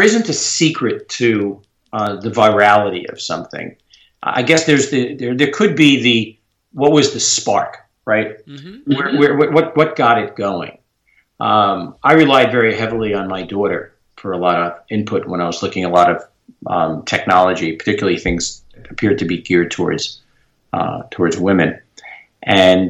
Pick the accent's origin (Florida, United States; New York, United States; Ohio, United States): New York, United States; I'm a New Yorker, tried and true